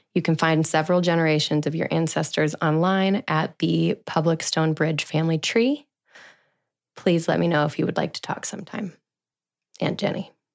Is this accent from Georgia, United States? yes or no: no; Denver, Colorado, United States; now in Austin, United States; I was born in Denver, Colorado on July sixth, nineteen ninety-one